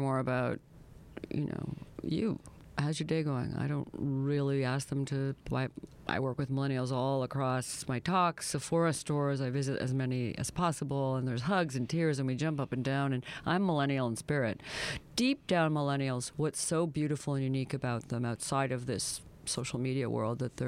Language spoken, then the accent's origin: English; the Maritimes, Canada; I'm from the Maritimes